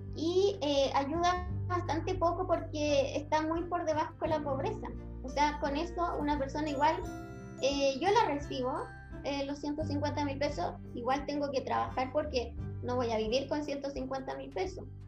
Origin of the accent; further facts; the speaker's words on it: Chile; Chile somos una sociedad latinoamericana